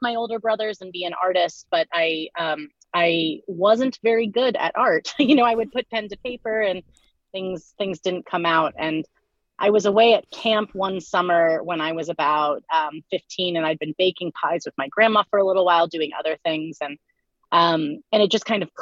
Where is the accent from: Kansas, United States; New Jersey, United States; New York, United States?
Kansas, United States; Lawrence; I am from Lawrence, Kansas